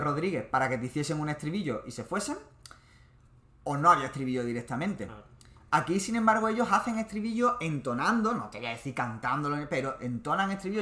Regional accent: Málaga, Andalusia, Spain; la gente que somos de Málaga

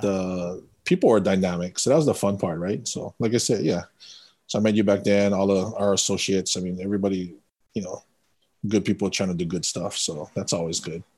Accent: Windward Side, Oahu, Hawaii, United States; also born or lived in Kauai; Windward Side, Oahu. Family comes from Kauai.

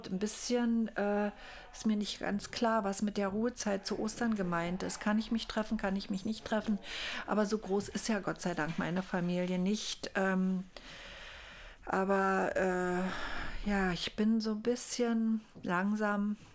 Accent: East Germany, Germany; ich bin ja in der DDR groß geworden

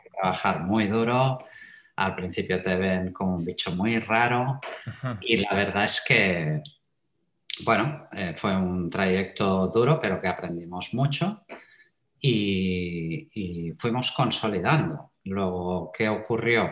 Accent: Terrassa, Catalonia, Spain; also born or lived in Matadepera; nací en Cataluña, soy un, buen catalán, para mm. decirlo de alguna forma. Y bueno, em, he, vivido toda mi vida, pues esto, en una ciudad que se llama Tarrasa

